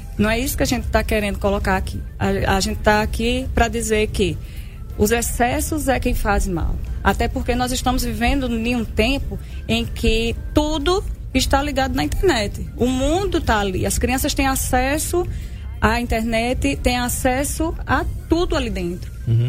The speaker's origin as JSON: {"language": "Portuguese", "town": "Arapiraca", "region": "Alagoas", "country": "Brazil", "said": "sou de Arapiraca"}